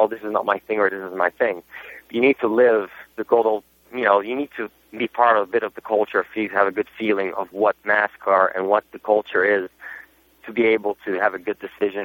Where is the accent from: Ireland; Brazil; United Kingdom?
Brazil; first language Portuguese; English is a second language; also born or lived in Germany; now in United States; I wasn't even born in Brazil, to be honest. I was born in Germany, but my culture is really Brazilian. I was brought up in Brazil from my father, and it's my first language.